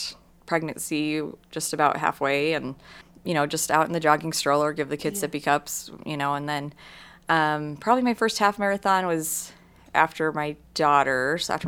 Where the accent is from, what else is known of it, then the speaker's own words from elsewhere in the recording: Sandy, Utah, United States; I grew up in Sandy, and my parents still live there